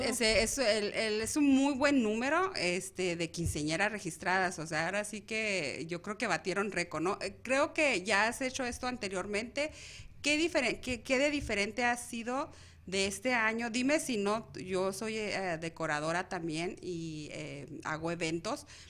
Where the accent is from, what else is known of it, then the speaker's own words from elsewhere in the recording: Mexico; now in Arizona, United States; nosotros como mexicanos